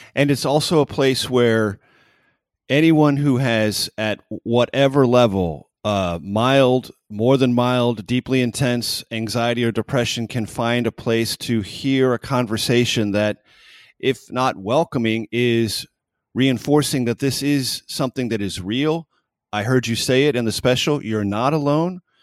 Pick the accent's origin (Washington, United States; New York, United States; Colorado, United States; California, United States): California, United States; San Diego; I grew up in San Diego